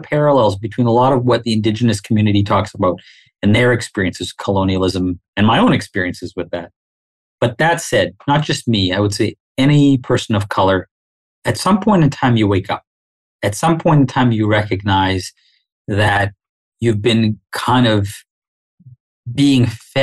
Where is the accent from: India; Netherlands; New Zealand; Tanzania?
Tanzania; Dar es Salaam; also born or lived in Winnipeg, Canada; now in Canada; I was born in Dar es Salaam on the mainland. I went to British schools growing up when I was a child over there.